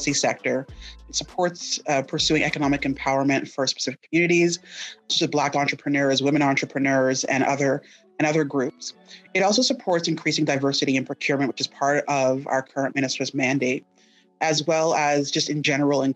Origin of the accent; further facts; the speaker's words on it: Mississauga, Ontario, Canada; now in Ottawa, Canada; I'm originally from Mississauga